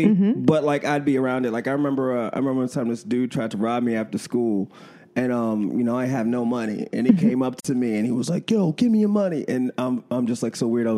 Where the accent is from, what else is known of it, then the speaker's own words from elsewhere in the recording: New York City, New York, United States; also born or lived in Harlem, New York; I was raised in Queens, and then I went to Harlem for, like, high school